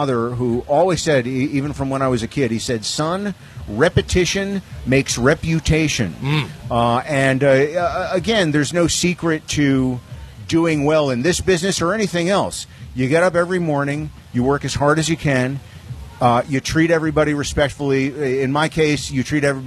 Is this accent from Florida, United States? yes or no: no; Englishtown, New Jersey, United States; also born or lived in Newark, New Jersey; I was born in Newark, New Jersey, and grew up in a little town called Englishtown, New Jersey, right in between New York and Philadelphia